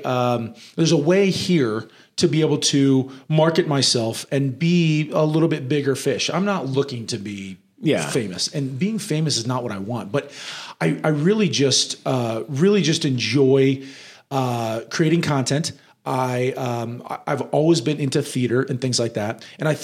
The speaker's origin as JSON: {"language": "English", "region": "Nebraska", "country": "United States", "tie": "born or raised there", "also_born_or_lived": "New York", "moved": "as an adult", "said": "So I always tell everybody that I was raised in Nebraska, but I actually grew up in New York."}